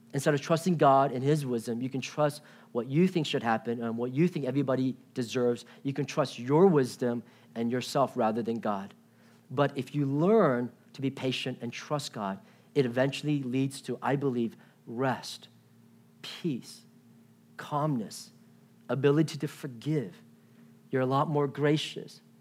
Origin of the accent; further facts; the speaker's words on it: Washington, D.C. area in Virginia, United States; now in Irvine, United States; I grew up in Washington, D C area in Virginia.